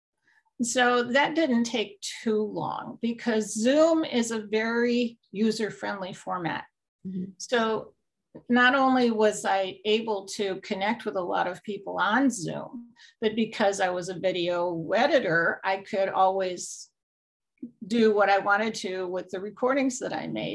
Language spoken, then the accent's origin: English; New York, United States; I'm originally from New York